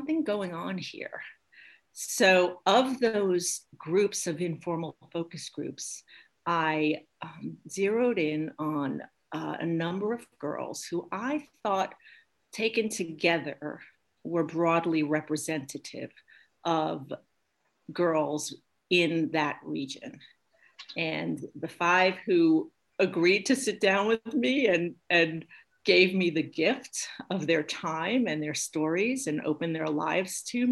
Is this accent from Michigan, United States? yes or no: no; New York, United States; moved away as an adult; also born or lived in New Hampshire; now in Maine, United States; I was born and raised in Brooklyn